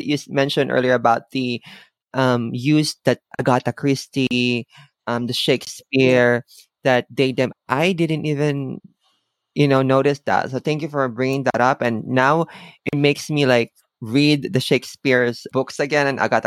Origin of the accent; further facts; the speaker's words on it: Philippines; moved away; I'm Filipino